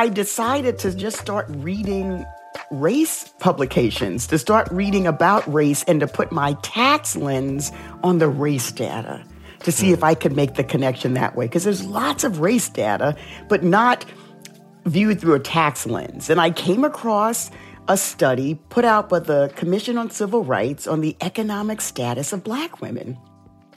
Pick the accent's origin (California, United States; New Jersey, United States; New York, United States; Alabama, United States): New York, United States; New York City; growing up in the South Bronx, I dealt with racism a lot.